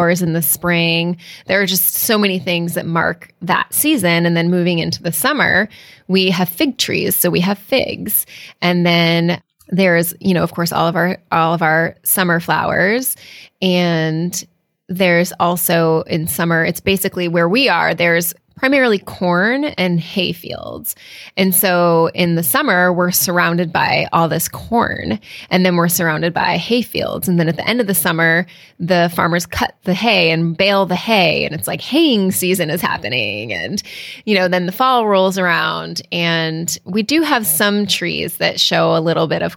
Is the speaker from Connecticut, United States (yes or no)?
yes; Connecticut, United States; moved away as an adult; also born or lived in Cape Cod, Massachusetts / Vermont / New Hampshire; now in Texas, United States; So coming from New England, I grew up primarily in Connecticut